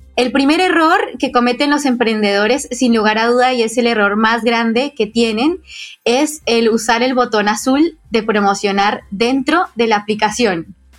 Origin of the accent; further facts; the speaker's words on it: Colombia; now in Argentina; yo estoy soy colombiana, pero vivo en Argentina